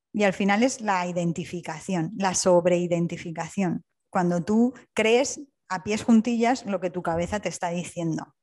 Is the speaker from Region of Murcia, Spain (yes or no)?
no; Alicante, Valencian Community, Spain; also born or lived in Wales; now in Hamburg, Germany; en Alicante, de donde yo soy